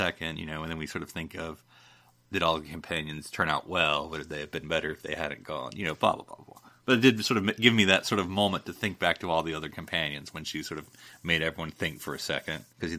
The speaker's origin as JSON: {"language": "English", "country": "United States", "said": "I was watching this episode as an American"}